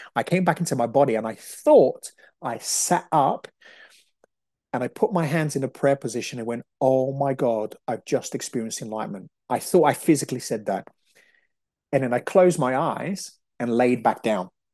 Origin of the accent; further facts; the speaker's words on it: Brazil; moved away; I'm Brazilian, so I understand about, you know, the shamanic work. I grew up in Brazil